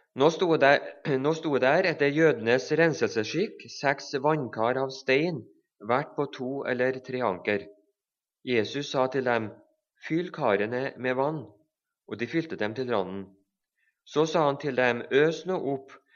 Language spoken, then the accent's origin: Norwegian; Levanger, Trøndelag, Norway; Begge så kommer vi fra Levanger i Trøndelag